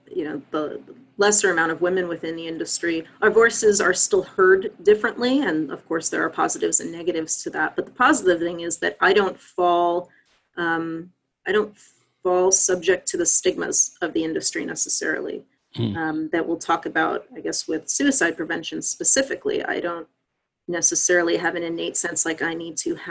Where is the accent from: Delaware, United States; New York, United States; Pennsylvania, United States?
New York, United States; Long Island; moved away as an adult; also born or lived in Washington, D.C. / Virginia / North Carolina / Bay Area, California; now in Seattle, United States; I'm actually from Long Island, New York